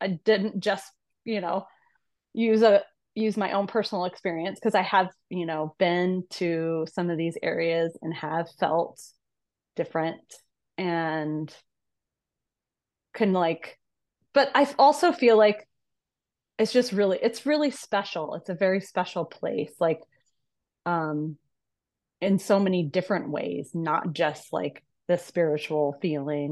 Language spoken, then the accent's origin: English; Phoenix, Arizona, United States; moved away; I was born in Phoenix